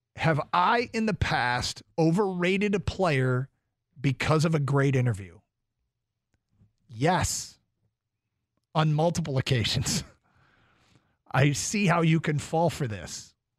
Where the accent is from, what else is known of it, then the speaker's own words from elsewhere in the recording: Champaign, Illinois, United States; I was born in Champaign, Illinois